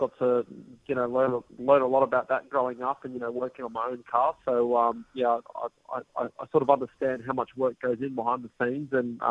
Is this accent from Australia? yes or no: yes; Australia; being Australian